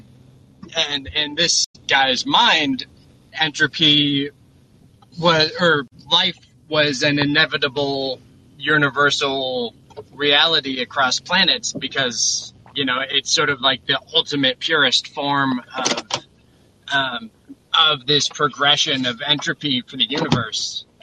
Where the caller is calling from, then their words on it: Olympia, Washington, United States; I am calling from Olympia, Washington